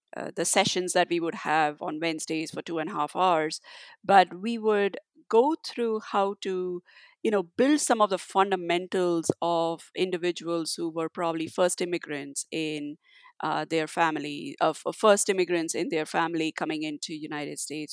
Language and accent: English; India; my parents always encouraged me for doing whatever I wanted to do growing up in India